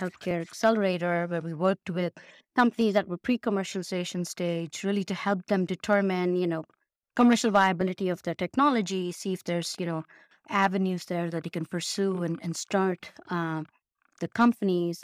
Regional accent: Mumbai, Maharashtra, India; moved away as an adult; also born or lived in Ann Arbor, Michigan / Chicago; now in Pittsburgh, United States; originally born and raised in India. Um, I Bombay

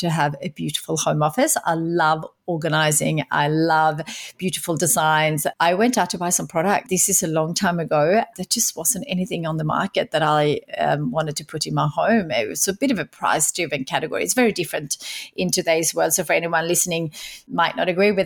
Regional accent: Sweden; moved away as an adult; now in Australia; I grew up in Sweden

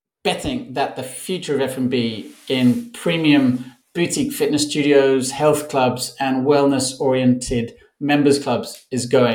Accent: Barcelona, Catalonia, Spain; I'm in my hometown of Barcelona, Spain

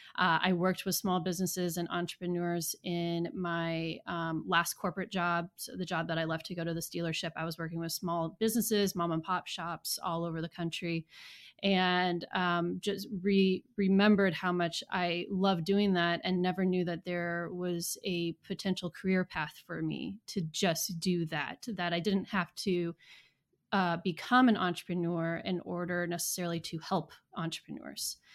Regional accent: Southeast Iowa, United States; accent: Midwest; moved away as an adult; also born or lived in South Carolina; now in Knoxville, United States; I am originally from Iowa. I grew up in Southeast Iowa in the Mississippi River. Um, so my entire family is, uh, Midwest family, hence the accent.

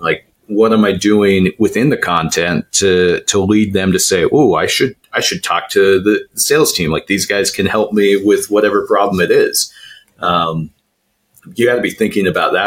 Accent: Idaho, United States; I grew up in Idaho

